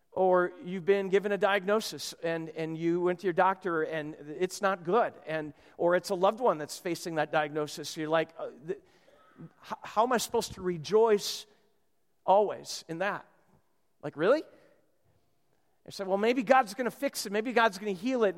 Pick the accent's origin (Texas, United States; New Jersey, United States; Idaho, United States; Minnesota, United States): Minnesota, United States; moved away; I'm from Minnesota